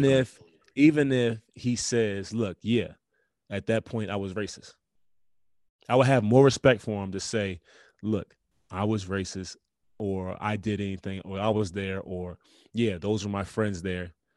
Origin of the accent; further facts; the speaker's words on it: United States; we're Americans